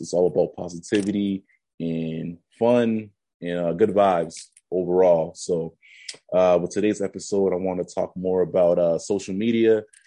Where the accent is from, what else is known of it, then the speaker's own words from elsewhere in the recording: Boston, Massachusetts, United States; I'm from the Bean and from Boston